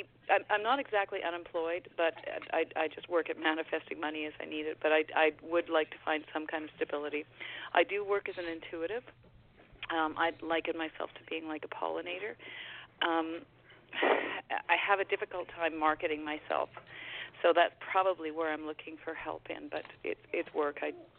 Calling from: Vancouver, British Columbia, Canada; I'm calling from Vancouver area, British Columbia.

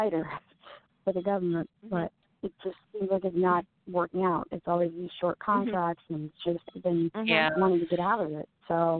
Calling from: Washington, District of Columbia, United States; I'm calling from the D.C. metro area.

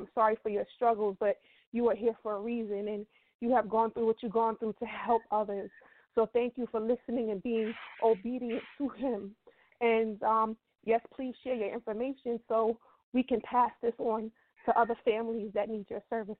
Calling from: New York City, New York, United States; I'm calling from Brooklyn, New York.

